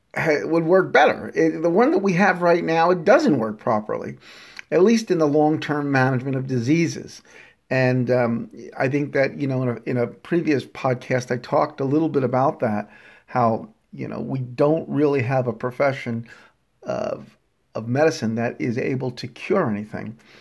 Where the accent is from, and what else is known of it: United States